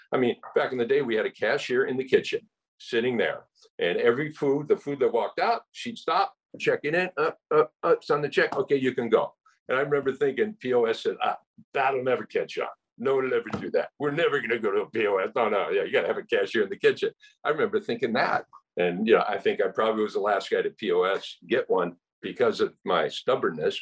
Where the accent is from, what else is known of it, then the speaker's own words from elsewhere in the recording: California, United States; moved away as an adult; now in Hawaii, United States; I was born and raised in California, went to UCLA